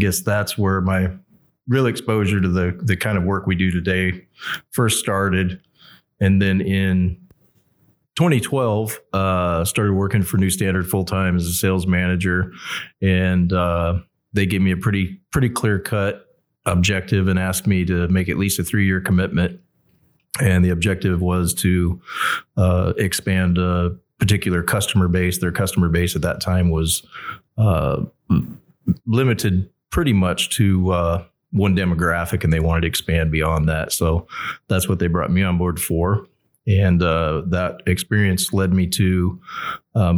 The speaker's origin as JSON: {"language": "English", "area": "outside of the Dallas Metroplex", "region": "Texas", "country": "United States", "tie": "born or raised there", "moved": "yes", "said": "I grew up outside of the Dallas Metroplex"}